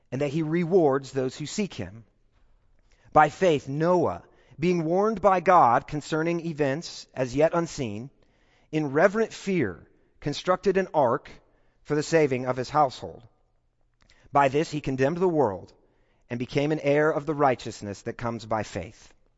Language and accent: English; Kansas, United States; moved away as an adult; now in Texas, United States; I don't identify as a Texan. Uh, I'm not quite there yet. I, I still feel like I'm a Kansan